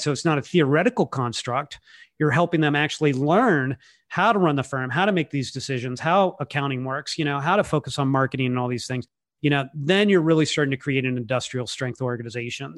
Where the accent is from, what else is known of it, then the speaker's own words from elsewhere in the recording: California, United States; I'm from California